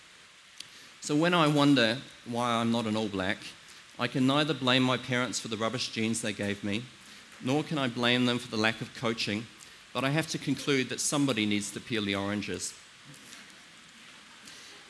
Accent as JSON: {"language": "English", "country": "New Zealand", "said": "I come from New Zealand"}